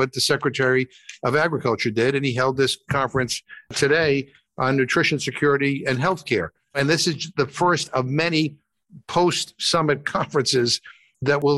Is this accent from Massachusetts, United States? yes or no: yes; Massachusetts, United States; I'm from Massachusetts, so we grow cranberries